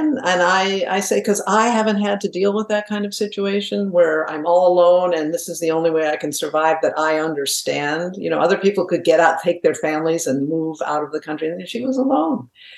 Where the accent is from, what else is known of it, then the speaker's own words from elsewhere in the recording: New England, United States; born there; But I was born in New England, and my father was a very successful corporate exec, and we moved a lot.